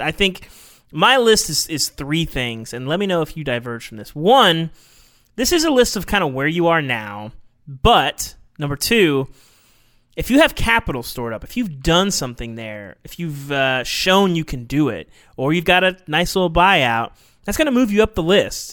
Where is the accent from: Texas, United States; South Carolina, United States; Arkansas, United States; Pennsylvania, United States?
Arkansas, United States; I grew up in Arkansas